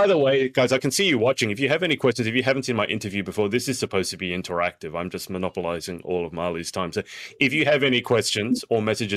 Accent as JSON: {"language": "English", "town": "Sydney", "region": "New South Wales", "country": "Australia", "tie": "born or raised there", "said": "my hometown of Sydney"}